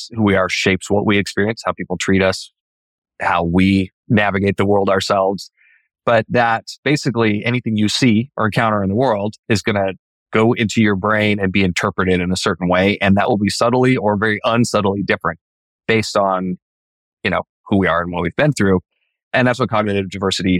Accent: Idaho, United States; my family, you know, we grew up in Idaho in the same house

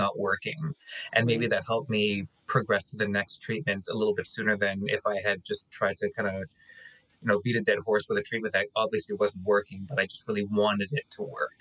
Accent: Canada; I'm Canadian.

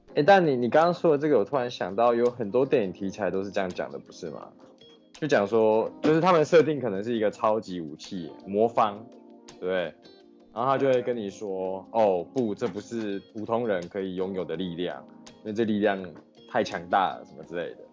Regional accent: Taiwan; 我们台湾人

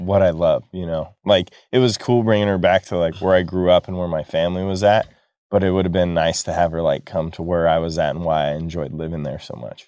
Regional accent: Manteca, California, United States; born or raised there

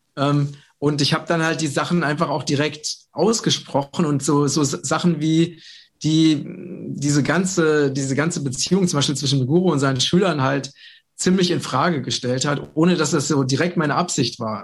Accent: Vogelsberg, Hesse, Germany; im ganzen Vogelsberg, wo ich herkomme

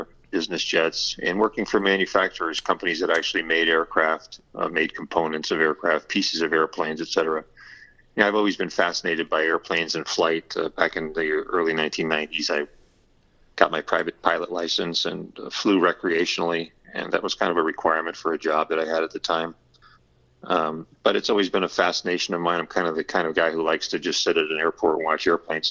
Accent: Southern Connecticut, United States; I grew up in Southern Connecticut and spent all my life here. I guess I'm a Connecticut Yankee at heart

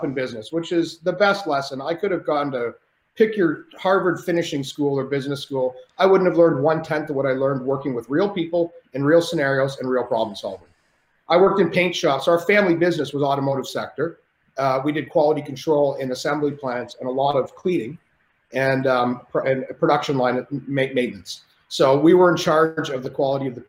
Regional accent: Canada; I'm Canadian

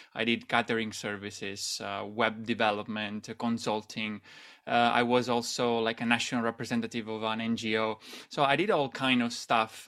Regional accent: Italy; moved away as an adult; also born or lived in Shanghai, China; I'm originally from Italy, Italy, and, um, I moved to Shanghai after university started

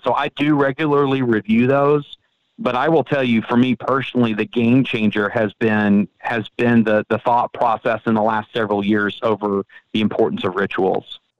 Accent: Frisco, Texas, United States; I am from Frisco, Texas

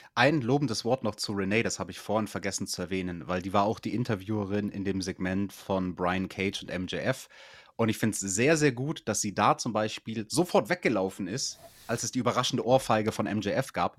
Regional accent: Bavaria, Germany; bei uns in Bayern, das ist die schwierigste Schule

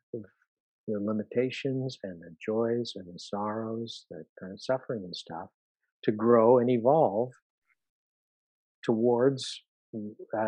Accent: California, United States; moved away as an adult; also born or lived in New York City; My wife and I moved from New York City after 30 years of living there to California, because I grew up in California

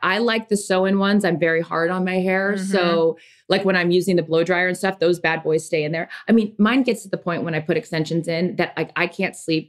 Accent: Washington, United States; growing up on the West Coast, no, we had lakes. I mean, growing up in Washington, we lived on lakes. Like that was our thing, freshwater lakes.

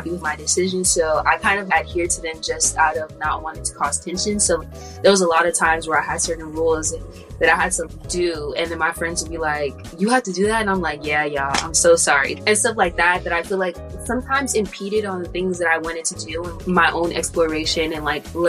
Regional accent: Los Angeles, California, United States; I'm from California and LA area, so I went to UCLA.

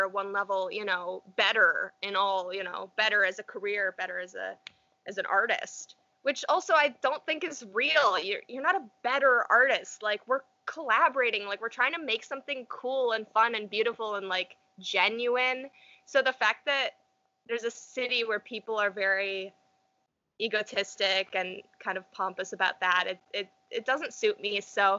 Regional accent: New York, United States; it's not exactly where I grew up, but it's my hometown, so to speak. So I can get a lot more in touch with nature here. We're on the Erie Canal

